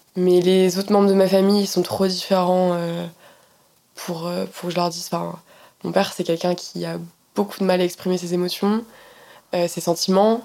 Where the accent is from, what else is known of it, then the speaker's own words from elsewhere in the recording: Poissy, Île-de-France, France; moi j'ai grandi en Île-de-France, à Poissy